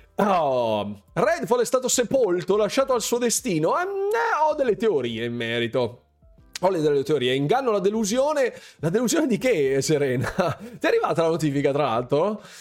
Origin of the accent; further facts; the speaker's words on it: Lombardy, Italy; tutti i miei confratelli lombardi, corregionali lombardi